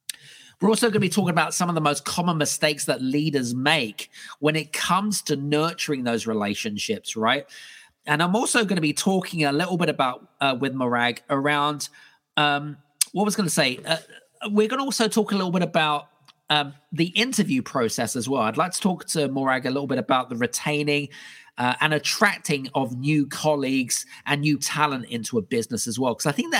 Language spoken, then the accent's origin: English; United Kingdom; we connected, obviously, me being British and her being British.